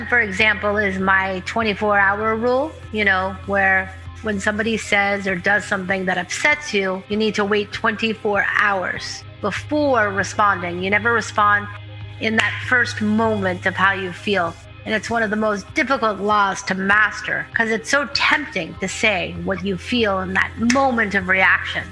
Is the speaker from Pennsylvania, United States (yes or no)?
yes; Pittsburgh, Pennsylvania, United States; I'm originally from Pittsburgh, Pennsylvania